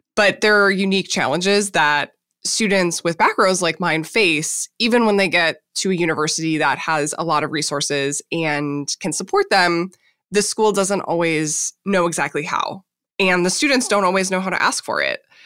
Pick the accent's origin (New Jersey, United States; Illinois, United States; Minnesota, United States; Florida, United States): Minnesota, United States; I grew up in Minnesota